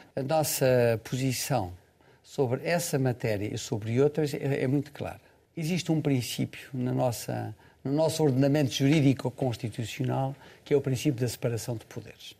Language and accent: Portuguese; Portugal; eu como português